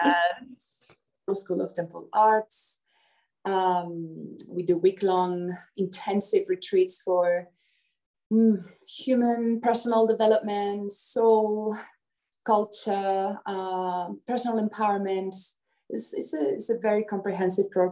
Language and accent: English; Spain; moved away as an adult; Well, I'm Spanish. I was born in Spain, but yeah, for the past 20 years, I've been all around the world